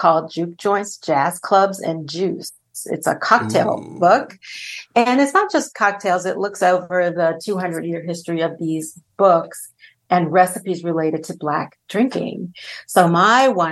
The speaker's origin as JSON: {"language": "English", "town": "Los Angeles", "region": "California", "country": "United States", "said": "I'm from Los Angeles"}